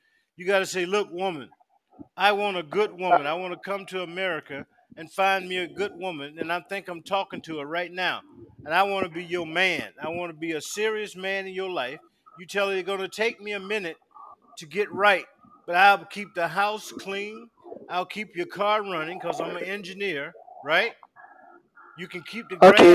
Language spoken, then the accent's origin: English; South Carolina, United States; now in Virginia, United States; they make them in my hometown, South Carolina